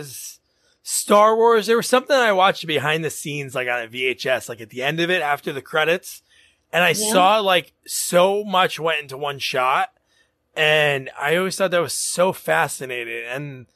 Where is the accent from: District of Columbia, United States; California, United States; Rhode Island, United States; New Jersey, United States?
New Jersey, United States; where I grew up in Jersey